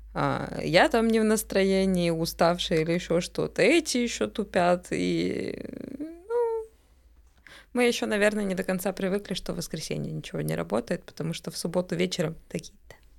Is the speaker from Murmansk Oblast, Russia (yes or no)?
no; Bashkortostan, Russia; also born or lived in Moscow; now in Montenegro; вообще я из Башкирии, исторически